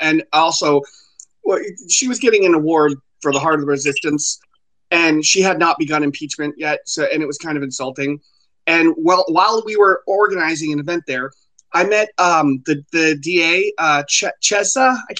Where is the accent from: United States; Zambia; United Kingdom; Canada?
United States; South Florida; I'm from South Florida, and I grew up as a Southern boy. And I've been through a lot of places, but South Florida is my home.